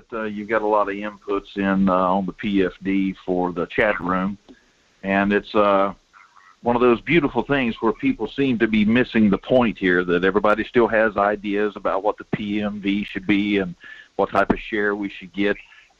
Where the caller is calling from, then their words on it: Denali, Alaska, United States; Morning, Mike. It's … out of Denali.